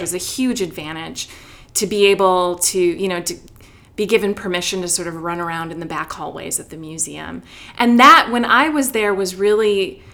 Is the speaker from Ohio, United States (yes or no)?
no; Chicago, Illinois, United States; moved away as an adult; also born or lived in Wheaton, Illinois; now in Atlanta, United States; I grew up in Chicago, stayed there for undergrad, worked a little, went to graduate school there